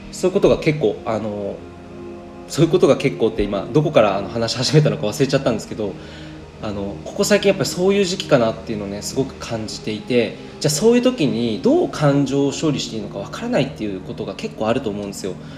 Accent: Saitama, Japan; moved away; 今日はですねあの地元埼玉にいるんですけど

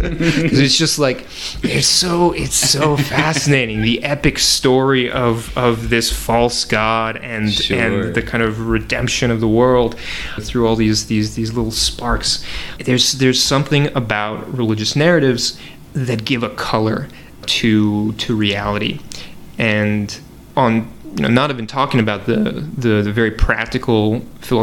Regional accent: Northeast, United States; growing up in the Northeast

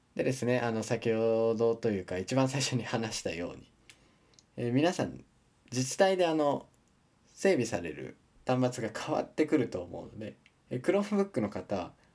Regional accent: Japan; 自分の地元のですね S 県

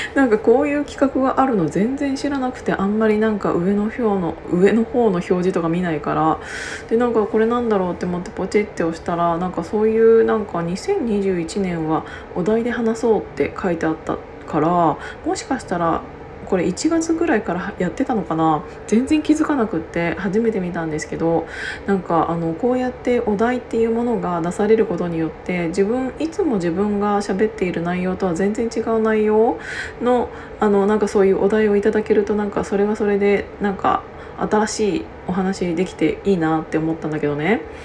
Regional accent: Gunma, Japan; moved away; 私ね群馬県出身なんですけど

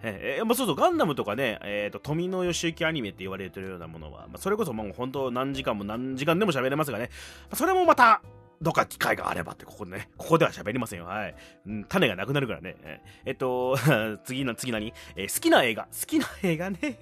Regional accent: Fukuoka, Japan; 博多生まれ

